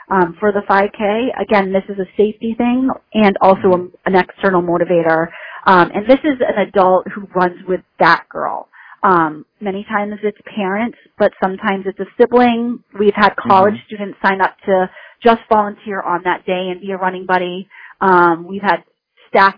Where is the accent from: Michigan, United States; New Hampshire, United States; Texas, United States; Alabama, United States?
New Hampshire, United States; moved away as an adult; now in Western Massachusetts, United States; I grew up in New Hampshire, actually